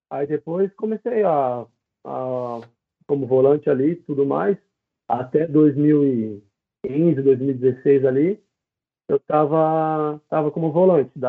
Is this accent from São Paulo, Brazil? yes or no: yes; Sete Barras, São Paulo, Brazil; é eu sou de Sete Barras, mano, no interior de São Paulo.